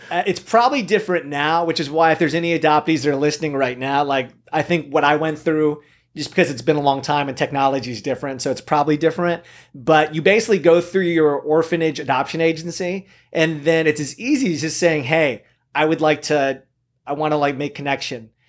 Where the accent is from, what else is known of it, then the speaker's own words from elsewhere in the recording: Camarillo, California, United States; also born or lived in South Korea; I was raised in Southern California, Ventura, Camarillo area. I grew up there